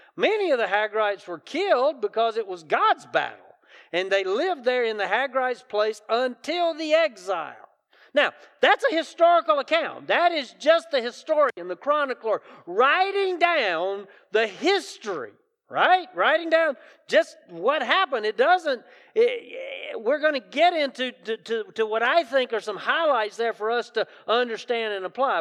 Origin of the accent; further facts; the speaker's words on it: South Carolina, United States; accent: Southern; I grew up in South Carolina, so it's good Southern dialect